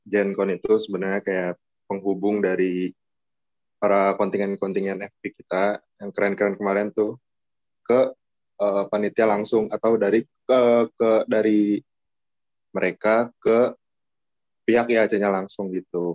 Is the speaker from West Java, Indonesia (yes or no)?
yes; Bogor, West Java, Indonesia; Gue dari kota Bogor.